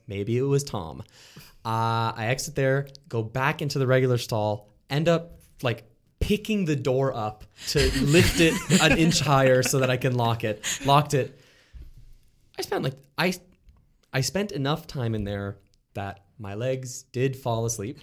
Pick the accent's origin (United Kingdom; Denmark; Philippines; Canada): Canada